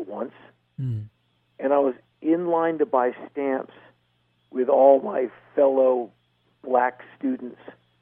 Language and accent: English; Washington, District of Columbia, United States; I was raised in a very political household. My mom worked her entire adult career in government. Like, I come from Washington, D.C.